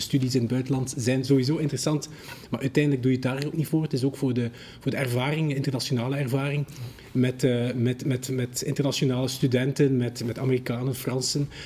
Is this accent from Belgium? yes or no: yes; Damme, Flanders, Belgium; now in Brussels, Belgium; ik voel mij soms ook nog eh, West-Vlaming of, of zelfs Dammenaar